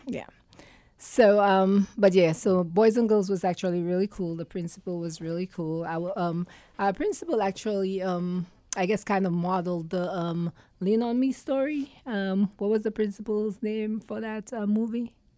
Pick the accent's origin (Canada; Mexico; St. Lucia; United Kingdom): St. Lucia; also born or lived in New York / Oswego, New York; now in Connecticut, United States; growing up in St. Lucia, we had freedom